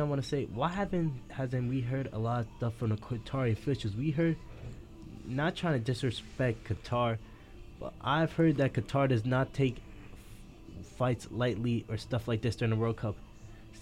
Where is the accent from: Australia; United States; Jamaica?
Jamaica; I'm Jamaican